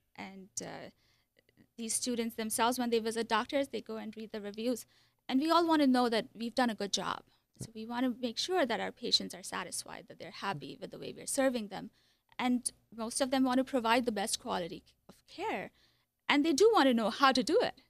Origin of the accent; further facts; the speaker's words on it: India; moved away as an adult; also born or lived in Iowa; So I was born in India. I lived there for twenty-two years. Came to Iowa for a master's program in psychology.